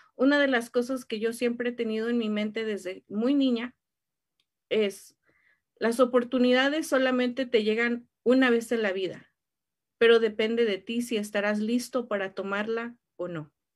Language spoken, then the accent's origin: Spanish; Mexico; como buenos latinos em, y más siendo mexicanos